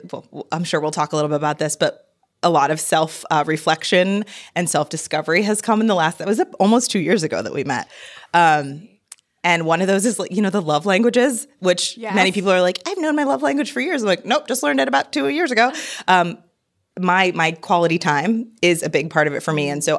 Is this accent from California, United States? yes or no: no; Hartford, Connecticut, United States; So I was born in Hartford, Connecticut. Really exciting place. And when people meet me, they're like, what? No. I grew up in Connecticut. Biracial child. So my father is an immigrant from Haiti.